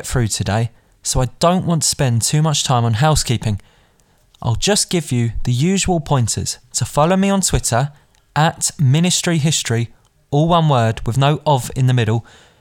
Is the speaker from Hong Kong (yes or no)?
no; London, United Kingdom; I'm from West London myself. I'm local to where these murders occurred. I grew up within 5 miles of all